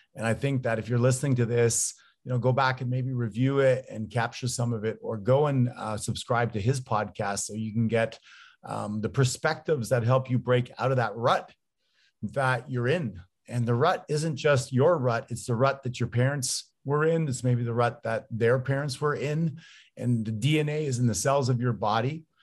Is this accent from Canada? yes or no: yes; Canada; now in United States; I'm Canadian, although I live down here in the States